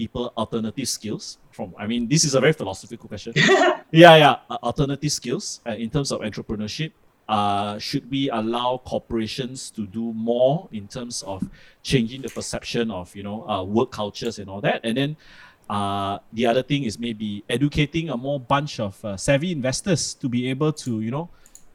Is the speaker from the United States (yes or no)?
no; Malaysia; as a Malaysian